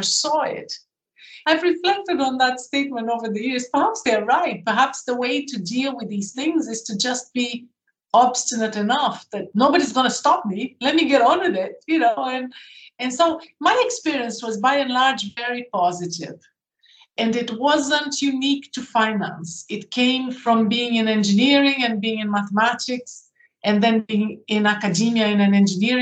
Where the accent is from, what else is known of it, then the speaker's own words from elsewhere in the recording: Brazil; moved away as an adult; also born or lived in United Kingdom; I grew up in Brazil and I did my first degree in Brazil in engineering. And then I came to the UK to do a postgraduate in engineering